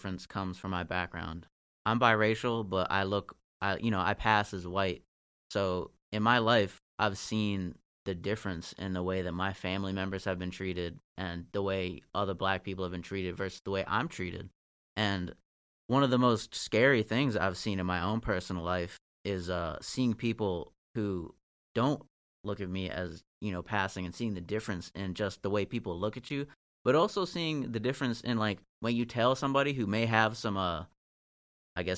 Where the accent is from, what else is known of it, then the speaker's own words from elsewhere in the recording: Northern Virginia, United States; I grew up in Northern Virginia